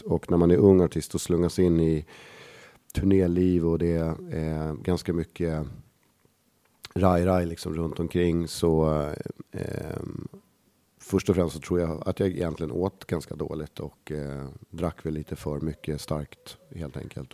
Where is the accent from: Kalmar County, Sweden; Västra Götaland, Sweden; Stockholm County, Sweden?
Stockholm County, Sweden; Stockholm; Lisas Café på Södermalm, där jag är liksom uppväxt